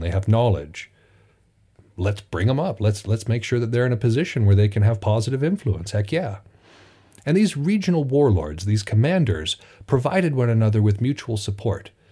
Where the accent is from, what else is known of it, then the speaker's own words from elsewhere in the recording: United States; It is strange now being an American